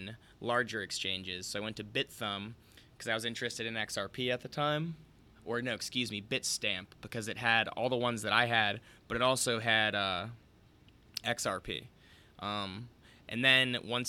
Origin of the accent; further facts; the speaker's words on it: United States; speaking as an American